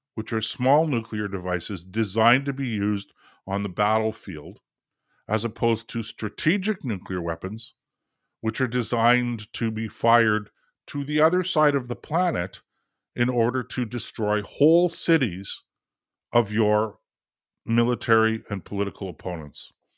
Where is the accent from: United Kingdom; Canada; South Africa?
Canada; for us here in Canada